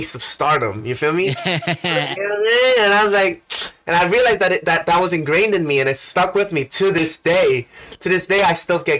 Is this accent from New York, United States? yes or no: yes; New York City, New York, United States; accent: Queens; I was born and raised in Queens.